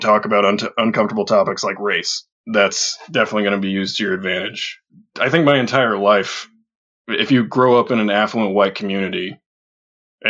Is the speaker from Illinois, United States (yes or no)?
yes; Edwardsville, Illinois, United States; growing up in Edwardsville, or Madison County in general